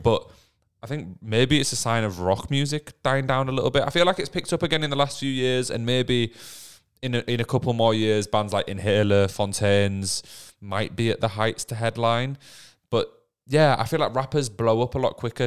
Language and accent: English; England, United Kingdom; we're from England